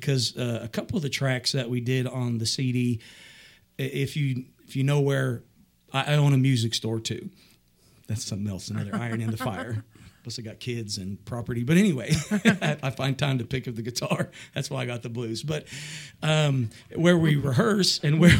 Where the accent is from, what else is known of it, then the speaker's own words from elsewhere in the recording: El Paso, Texas, United States; moved away as an adult; also born or lived in New York / Hollywood, California / Dallas, Texas; now in Indiana, United States; I'm originally from, born and raised in El Paso, Texas